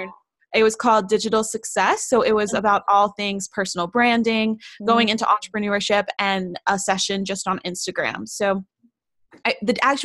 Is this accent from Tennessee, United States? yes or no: yes; Knoxville, Tennessee, United States; my hometown, which is Knoxville, Tennessee